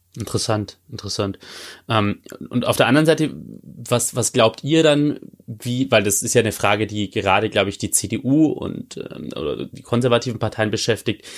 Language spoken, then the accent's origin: German; Bavaria, Germany; moved away as an adult; now in Baden-Württemberg, Germany; als gebürtiger Bayer.